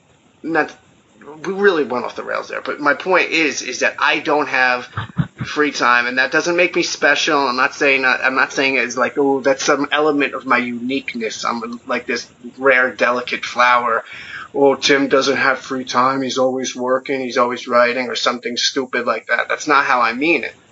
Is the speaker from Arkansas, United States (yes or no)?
no; New Jersey, United States; I grew up in New Jersey